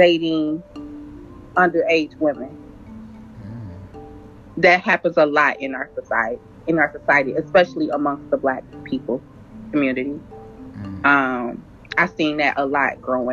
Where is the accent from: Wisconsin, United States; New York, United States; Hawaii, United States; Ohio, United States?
Ohio, United States; Cincinnati; I'm from Cincinnati, Ohio